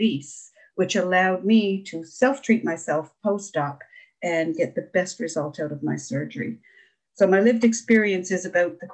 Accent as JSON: {"language": "English", "region": "Ontario", "country": "Canada", "also_born_or_lived": "Newfoundland", "moved": "yes", "lives_now": "Norris Point, Canada", "said": "I'm originally from Ontario, but I've lived in Newfoundland for over 30 years."}